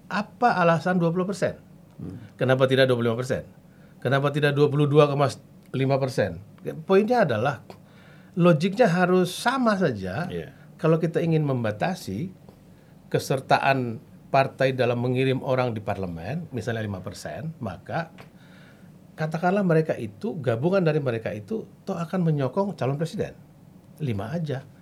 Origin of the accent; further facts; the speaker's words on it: Central Sulawesi, Indonesia; Bayangkan dibagi ke daerah saya juga begitu.